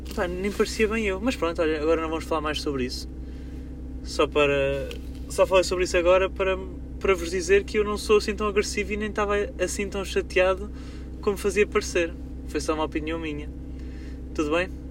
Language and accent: Portuguese; Coimbra, Centro, Portugal; sou de Coimbra, não sei se vocês estão a par, mas a minha cidade está cheia de obras